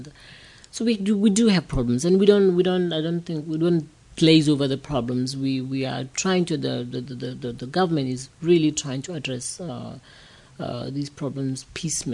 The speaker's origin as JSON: {"language": "English", "town": "Soweto", "region": "Gauteng", "country": "South Africa", "tie": "born or raised there", "said": "I grew up in Soweto"}